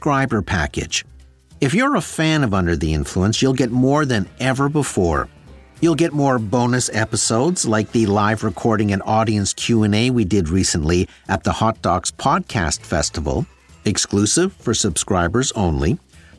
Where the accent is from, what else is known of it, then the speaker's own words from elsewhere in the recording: Sudbury, Ontario, Canada; When my brother and I were growing up in Sudbury, Ontario, there was a corner store near our house